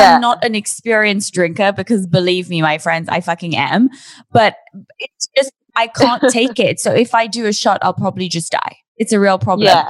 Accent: Geneva, Switzerland; I'm from Switzerland.

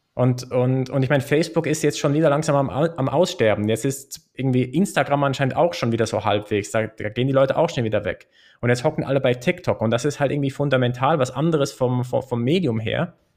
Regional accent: Switzerland; in der Schweiz zum Beispiel ist es, glaube ich, schon eine, eine gängige Meinung, dass es, dass es eine Bürger- und Bürgerinnenpflicht ist, abzustimmen. Und das machen wir ja viermal im Jahr

